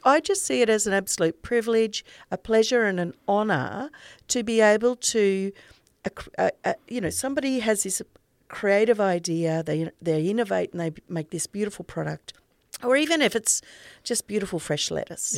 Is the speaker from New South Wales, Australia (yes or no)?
no; North Burnett, Queensland, Australia; also born or lived in Biggenden, Queensland; now in Sunshine Coast, Australia; I grew up in the North Burnett, in a little tiny place called Colston